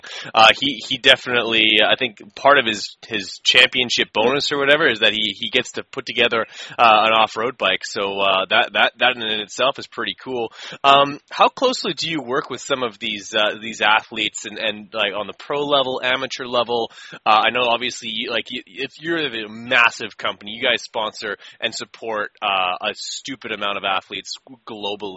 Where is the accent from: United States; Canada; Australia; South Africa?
Canada; Winnipeg, Manitoba; I'm from Winnipeg